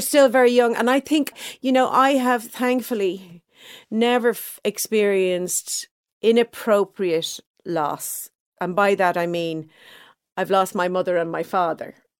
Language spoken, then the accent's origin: English; Dublin, Leinster, Ireland; I grew up in Clontarf, a nice middle class neighborhood.